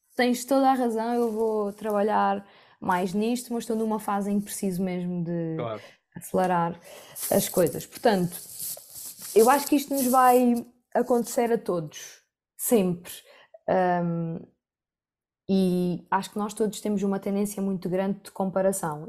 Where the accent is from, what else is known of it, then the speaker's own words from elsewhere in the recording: Algarve, Portugal; moved away as an adult; also born or lived in Rio Maior / Lisbon; now in Porto, Portugal; eu cresci a vida toda no Algarve e depois fui yeah. viver para Rio Maior aos 18 anos